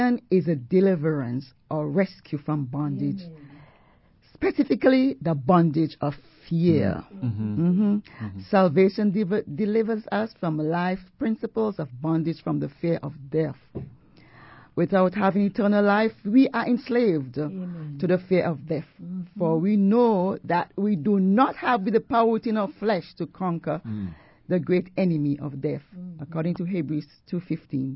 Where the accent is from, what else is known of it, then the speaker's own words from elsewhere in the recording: St. Vincent & Grenadines; I remember as a little girl growing up in the Isle of St. Vincent, where I was born